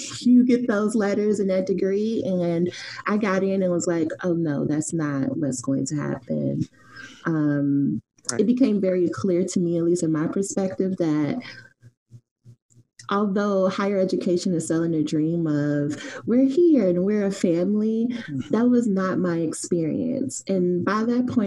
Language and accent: English; Chicago, Illinois, United States; I'm originally from Chicago, the West Side, which I say is the best side